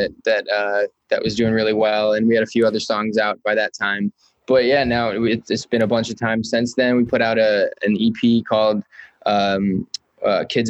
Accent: Chicago, Illinois, United States; we're two kids from Chicago. We met in high school

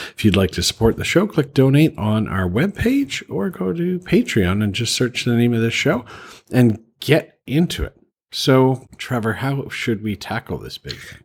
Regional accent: Canada; moved away as an adult; also born or lived in Calgary, Alberta / Prince Edward Island; now in Bangkok, Thailand; I'm originally from Canada. The last place I lived before li- moving to Thailand was Calgary

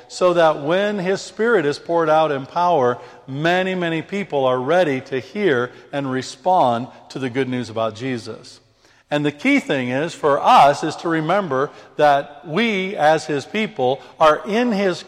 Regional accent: United Kingdom; I'm British. I'm a British man.

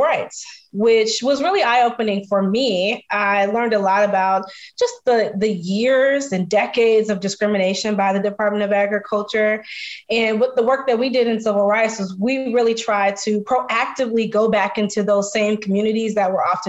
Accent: Flossmoor, Illinois, United States; also born or lived in South Holland, Illinois; I grew up in Flossmoor. I went to home with Flossmoor High School, go Vikings, and super local. I grew up in the south suburbs of Chicago, basically between South Holland and then eventually Flossmoor

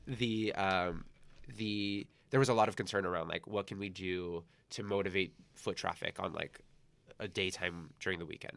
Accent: San Gabriel Valley, California, United States; moved away as an adult; also born or lived in Torrance, California; now in New York, United States; I grew up in the San Gabriel Valley

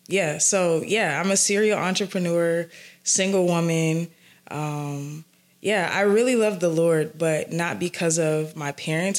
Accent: Atlanta, Georgia, United States; I'm from the south side of Atlanta

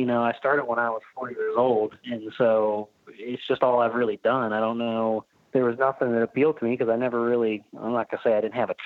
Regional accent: Cincinnati, Ohio, United States; I was born in Cincinnati, Ohio

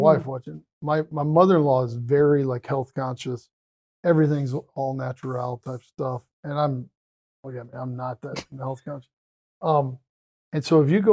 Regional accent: West Texas, United States; I grew up in West Texas.

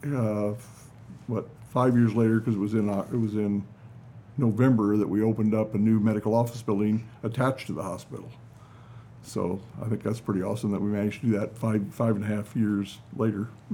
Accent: Carlinville, Illinois, United States; also born or lived in Alton, Illinois / Springfield, Illinois; I was born in Alton, Illinois, about ah. 30 miles, 35 miles south of Carlinville

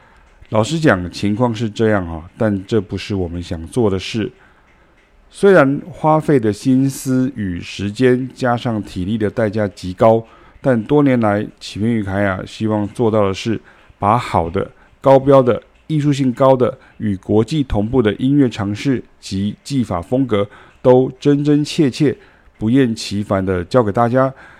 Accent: Taiwan; 因为我们是台湾人到欧洲学爵士乐的第一人跟第二人呢、

